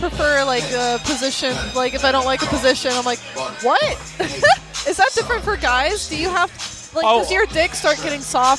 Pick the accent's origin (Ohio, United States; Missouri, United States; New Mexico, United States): Missouri, United States; born or raised there